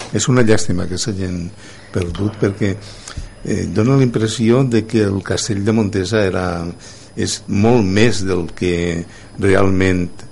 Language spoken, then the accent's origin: Catalan; Canals, Valencian Community, Spain; sóc de Canals